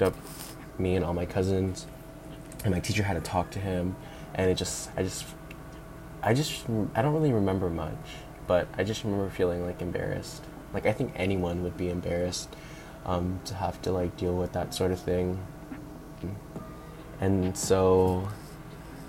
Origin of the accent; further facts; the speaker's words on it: National City, California, United States; also born or lived in Mira Mesa, San Diego; I grew up in National City. And for those of you that don't know where it is, it's like the south side of San Diego